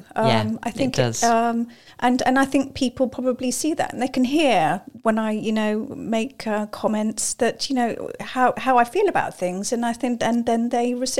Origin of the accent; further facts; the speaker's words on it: Hertfordshire, East of England, United Kingdom; we grew up in Hertfordshire